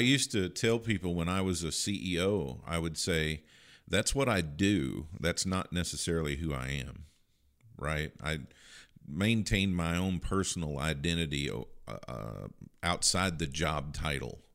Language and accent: English; Kentucky, United States; I grew up in Kentucky